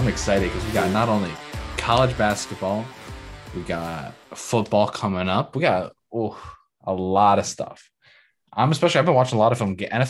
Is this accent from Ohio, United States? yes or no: no; New Jersey, United States; Even growing up in Jersey, I've always rooted for Rutgers without going to the school.